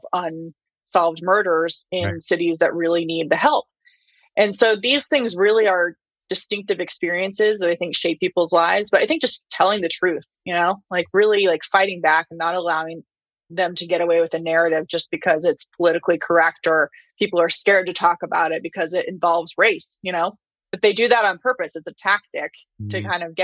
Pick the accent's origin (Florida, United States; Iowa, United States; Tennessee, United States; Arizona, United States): Arizona, United States; Flagstaff; my hometown of Flagstaff